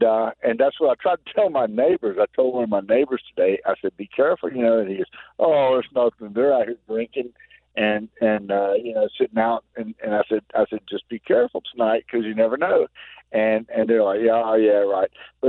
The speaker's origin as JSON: {"language": "English", "town": "Charlotte", "region": "North Carolina", "country": "United States", "said": "I'm from North Carolina, so I went back, I was back home in Charlotte, and Hugo hit, and then in Raleigh, Fran, in 95."}